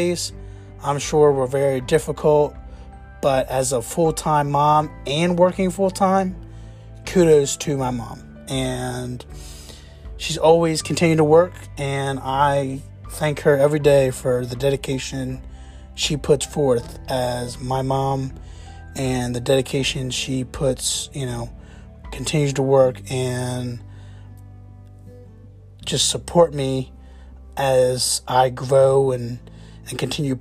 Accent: Jacksonville, Florida, United States; I grew up in Jacksonville, Florida

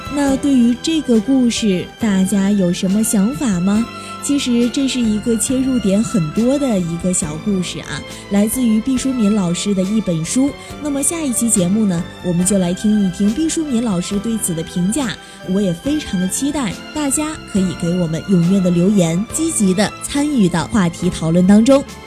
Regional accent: China; 我们中国人的骨子里就是含蓄的

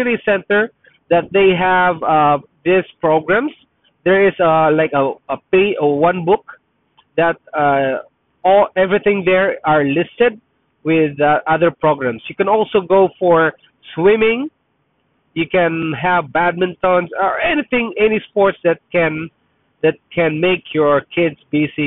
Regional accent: Philippines; first language Tagalog; English is a second language; now in Canada; I'm Filipino, Tagalog is my first language

